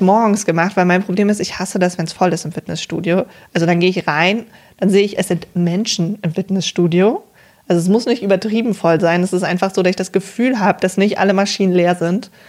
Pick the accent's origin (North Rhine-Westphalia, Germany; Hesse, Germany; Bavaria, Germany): North Rhine-Westphalia, Germany; Cologne area; ich komme ja von hier, aus Köln, oder nicht aus Köln, aber aus der Umgebung